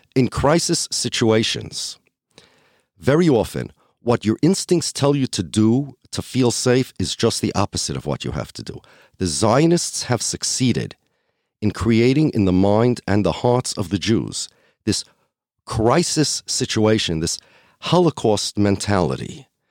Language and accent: English; United States; I'm an American. I'm Jewish by religion